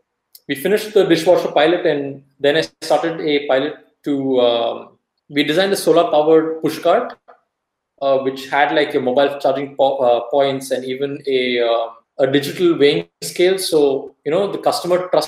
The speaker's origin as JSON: {"language": "English", "town": "Davangere", "region": "Karnataka", "country": "India", "tie": "born or raised there", "said": "Davangere, which is my hometown"}